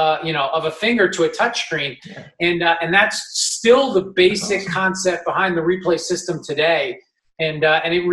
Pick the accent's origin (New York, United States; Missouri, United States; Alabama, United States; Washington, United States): New York, United States; I'm from New York